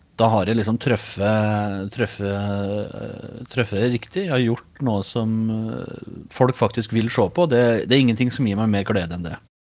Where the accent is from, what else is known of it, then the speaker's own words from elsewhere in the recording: Os, Innlandet, Norway; accent: Os dialect (osing); Hjemme er gården på Os i Østerdalen, som er rett søra for Røros